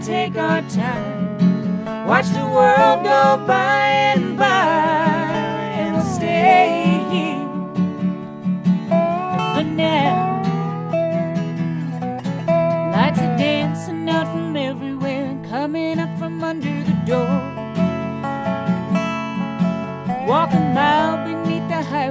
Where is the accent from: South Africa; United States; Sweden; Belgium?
United States; Richmond, Kentucky; We're from Richmond, and we spend a lot of time in Lexington, too